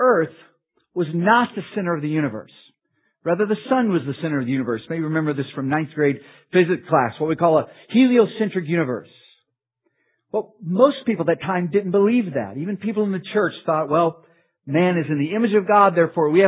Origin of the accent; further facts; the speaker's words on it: Oklahoma, United States; I grew up in Oklahoma